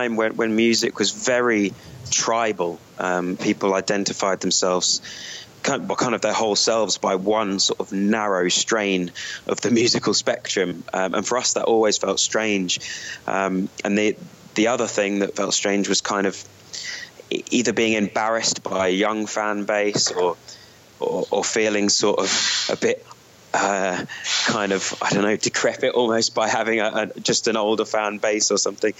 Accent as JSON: {"language": "English", "country": "United Kingdom", "said": "being a British band"}